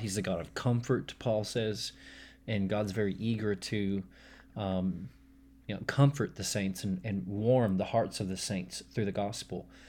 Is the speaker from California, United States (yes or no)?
no; Texas, United States; also born or lived in Hong Kong; I was usually more eager to claim myself as a, as a Texan